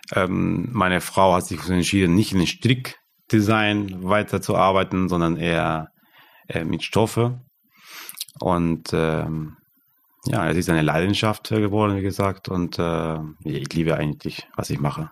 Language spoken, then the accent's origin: German; Argentina; German is a second language; moved away as an adult; now in Germany; Und ich komme aus Argentinien, aus, aus dem Land